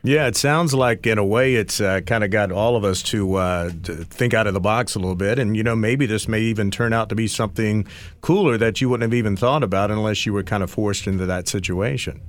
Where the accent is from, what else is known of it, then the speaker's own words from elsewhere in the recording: East Coast, United States; also born or lived in Los Angeles; I'm from the East Coast